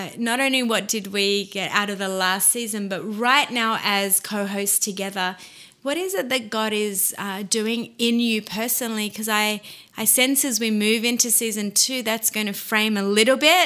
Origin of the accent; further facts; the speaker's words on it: Australia; now in Montreal, Canada; from Australia living in Montreal